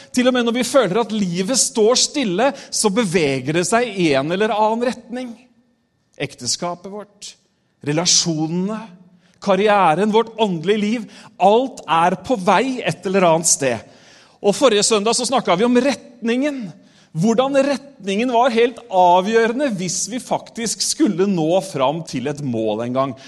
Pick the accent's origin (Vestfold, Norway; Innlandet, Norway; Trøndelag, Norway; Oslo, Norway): Vestfold, Norway; Re; also born or lived in Tolsrød; Men vi flytta fra Tolsrød, og så flytta vi til eh, det som het Våle kommune før. Nå heter det Re